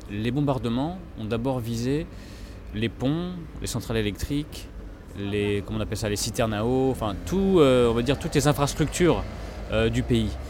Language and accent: French; France; toutes les choses qui moi, en tant que petit français, me semblaient effectivement acquises, ce qui était le cas en France